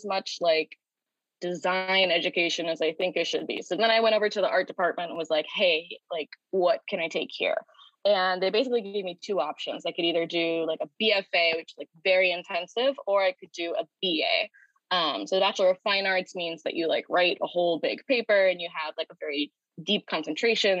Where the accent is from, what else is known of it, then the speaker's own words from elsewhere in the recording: St. Louis, Missouri, United States; moved away as an adult; now in California, United States; I grew up in St. Louis, Missouri, and didn't want to go very far away.